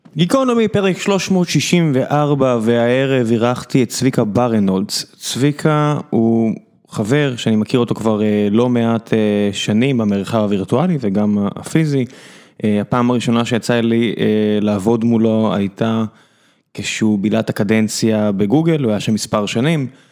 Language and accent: Hebrew; Beersheba, Southern District, Israel; גדלתי בבאר שבע בסביבה שהרוב היו די דתיים